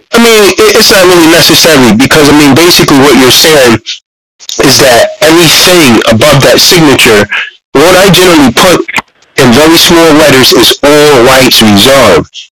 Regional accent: Massachusetts, United States; I'm from Massachusetts. This car's from Massachusetts.

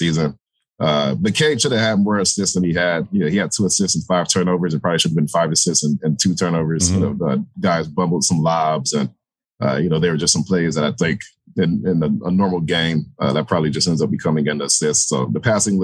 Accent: Detroit, Michigan, United States; being from Detroit

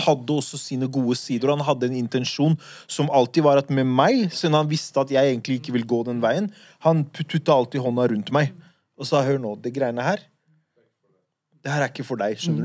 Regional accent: Oslo, Norway; de gutta jeg vokste opp med på Furuset

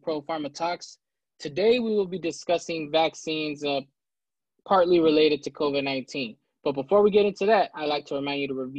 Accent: United States

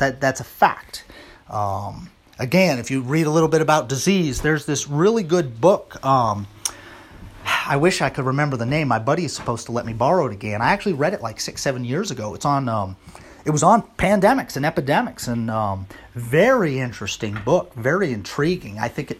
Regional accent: Missouri, United States; You know, I'm from Missouri. I'm the show me state, man.

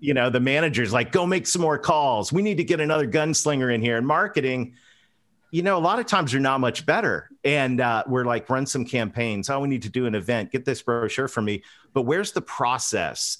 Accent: London, Ontario, Canada; I grew up between a, a dairy farm and a pig farm, uh, just about ten miles outside of London, Ontario

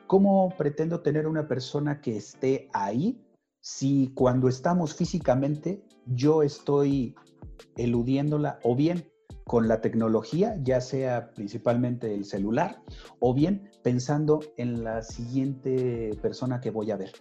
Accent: Tulancingo, Hidalgo, Mexico; yo que nací en Tulancingo

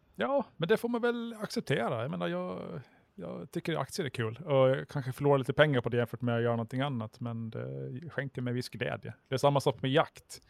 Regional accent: Mariehamn, Åland Islands; Jag är faktiskt från, från Mariehamn

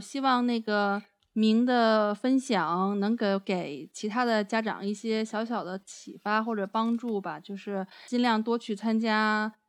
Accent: China; moved away; 作为，作为比如说我们是中国人

